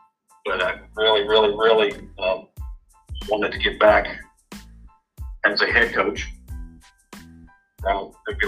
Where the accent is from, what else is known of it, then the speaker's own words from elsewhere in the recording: Lexington, Kentucky, United States; also born or lived in Bloomington, Indiana; I grew up in Lexington, at Lafayette High School from 1987 to 1989.